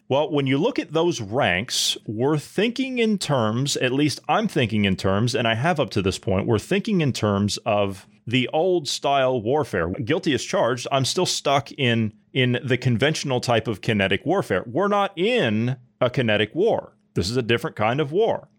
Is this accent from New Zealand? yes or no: no; United States; moved away; back in my hometown, back in the U S